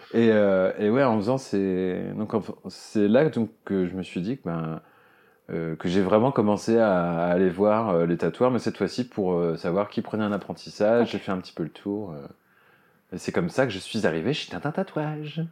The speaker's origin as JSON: {"language": "French", "town": "Cherbourg", "region": "Normandy", "country": "France", "tie": "born or raised there", "said": "moi, j'ai grandi à Cherbourg, en Normandie"}